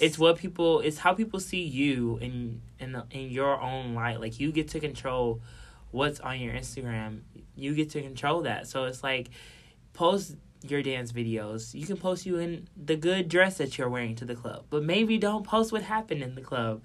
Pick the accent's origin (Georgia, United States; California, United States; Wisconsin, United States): Wisconsin, United States; Milwaukee; I feel you from Milwaukee